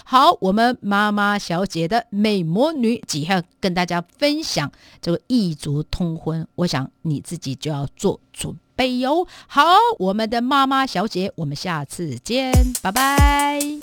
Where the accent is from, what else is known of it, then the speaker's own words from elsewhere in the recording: Taiwan; 我们台湾这边的男士朋友们